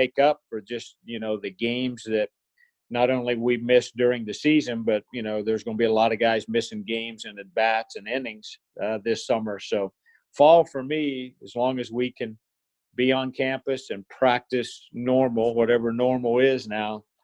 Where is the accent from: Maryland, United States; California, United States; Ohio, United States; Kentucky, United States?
Ohio, United States; Athens County; moved away; I grew up in Athens County, Ohio, in a little small town there.